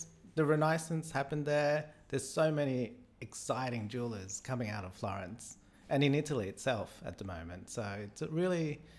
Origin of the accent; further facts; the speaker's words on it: Australia; born there; I was born in Australia, but we didn't really eat anything other than Asian food.